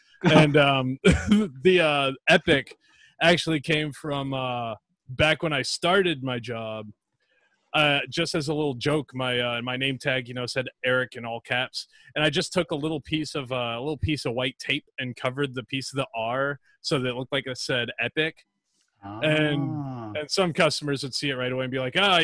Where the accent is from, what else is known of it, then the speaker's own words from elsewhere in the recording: Florida, United States; From Florida